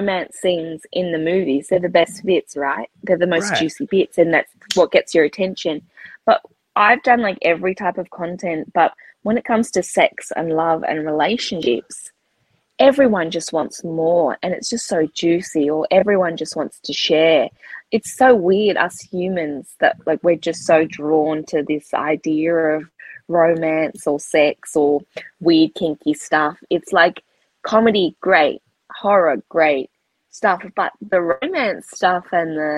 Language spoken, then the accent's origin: English; Sydney, New South Wales, Australia; the TV show is kind of about my upbringing, but a lot of other people's upbringings in the Glebe